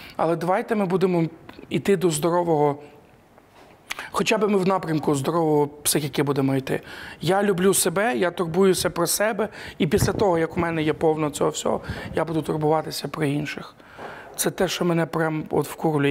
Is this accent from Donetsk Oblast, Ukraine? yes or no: no; Ivano-Frankivsk Oblast, Ukraine; я з Івано-Франківської області